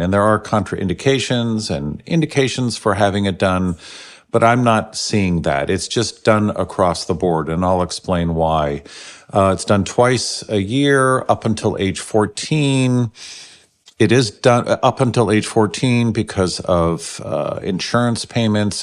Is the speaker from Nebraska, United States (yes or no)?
no; San Francisco, California, United States; I grew up in San Francisco back in the 60s